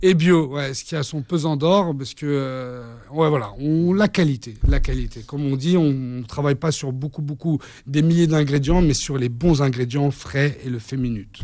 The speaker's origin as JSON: {"language": "French", "country": "France", "said": "je suis français avec des origines levantines"}